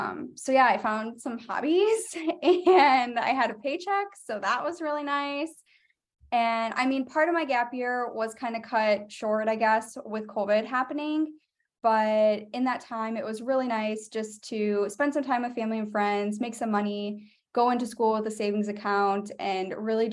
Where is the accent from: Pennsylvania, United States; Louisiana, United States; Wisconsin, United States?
Wisconsin, United States; Yeah, so I grew up in Wisconsin. I did undergrad at University of Wisconsin, Eau Claire.